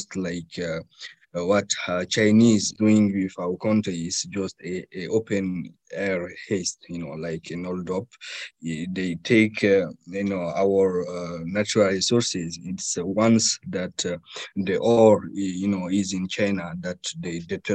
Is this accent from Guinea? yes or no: yes; Guinea